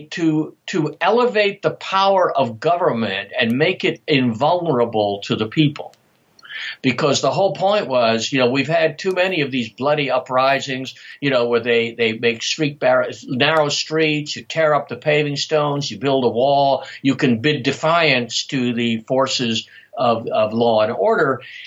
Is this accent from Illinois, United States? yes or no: no; Charleston, South Carolina, United States; when I was growing up in Charleston, if your great grandparents hadn't lived there, you didn't really belong.